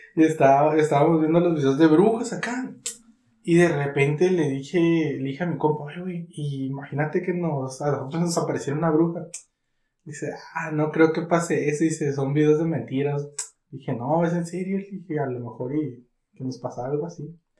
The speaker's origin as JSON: {"language": "Spanish", "town": "Catemaco", "region": "Veracruz", "country": "Mexico", "said": "mi pueblo"}